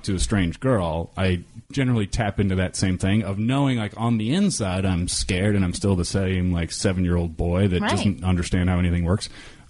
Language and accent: English; Kansas, United States; Yeah, I'm from Kansas, so we'll probably have the same accent.